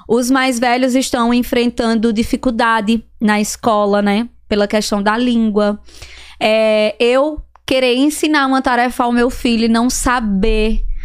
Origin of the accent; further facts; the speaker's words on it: Serra Talhada, Pernambuco, Brazil; moved away as an adult; Serra Talhada, Pernambuco. Serra Talhada. Fica a cinco horas de viagem de Recife